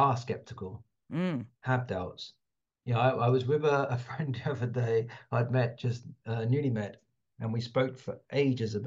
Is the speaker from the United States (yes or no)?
no; London, United Kingdom; I'm a Londoner